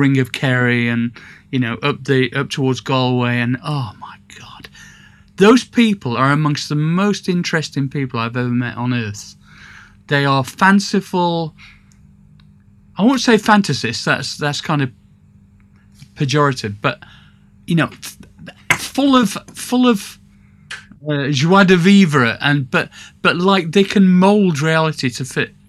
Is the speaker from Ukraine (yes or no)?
no; Sheffield, Yorkshire and the Humber, United Kingdom; when I was brought up in Sheffield